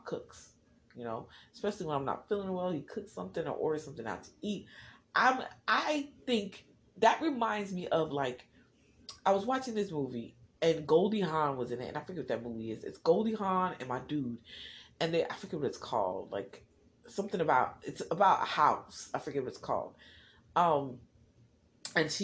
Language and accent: English; New Jersey, United States; I'm from Jersey